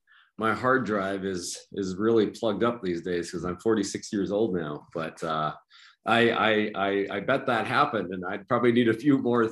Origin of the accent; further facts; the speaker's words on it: Portage la Prairie, Manitoba, Canada; also born or lived in -; I grew up in a few different spots. I was born in a town called Portage la Prairie in Manitoba, which is about, most people are familiar with Winnipeg, which is the biggest city